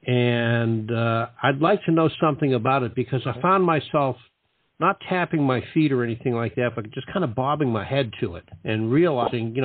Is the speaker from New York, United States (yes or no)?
no; Boston, Massachusetts, United States; I remember as a kid growing up in the Boston area in the late 50s